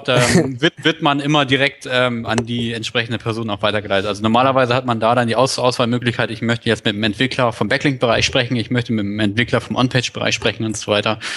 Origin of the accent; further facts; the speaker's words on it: Lower Saxony, Germany; Ja, ich komme ja auch aus der Ecke. Deswegen weiß ich das.